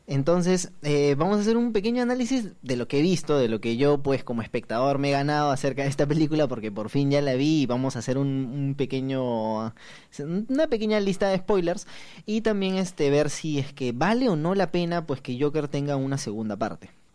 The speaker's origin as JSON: {"language": "Spanish", "country": "Peru", "said": "como peruanos"}